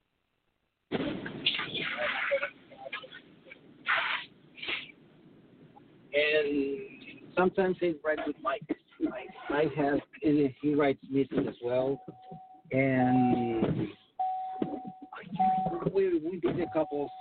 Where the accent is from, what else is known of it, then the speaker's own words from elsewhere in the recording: Chile; moved away as an adult; I'm from Chile, I'm from South America